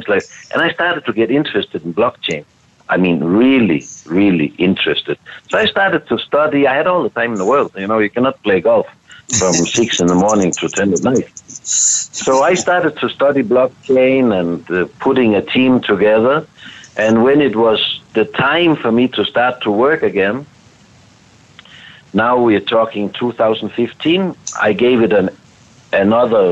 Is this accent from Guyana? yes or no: no; Denmark; I am from Denmark, but I am located in Spain this week